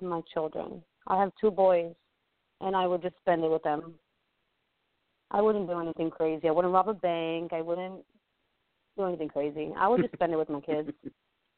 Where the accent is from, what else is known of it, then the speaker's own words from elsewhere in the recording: New York City, New York, United States; moved away as an adult; I'm born and raised in Brooklyn